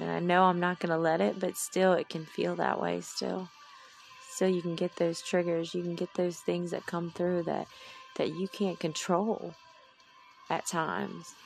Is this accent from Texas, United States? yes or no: no; Mississippi, United States; moved away as an adult; also born or lived in Jeddah, Saudi Arabia; I'm from Mississippi